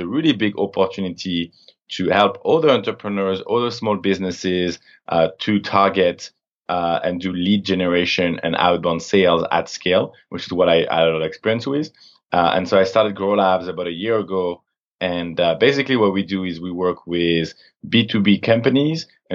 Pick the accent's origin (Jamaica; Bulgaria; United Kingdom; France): France; moved away as an adult; also born or lived in Montreal, Canada / Toronto, Canada; now in San Francisco, United States; So yeah, I'm originally from France. When I was 18, I moved to Canada on my own for college.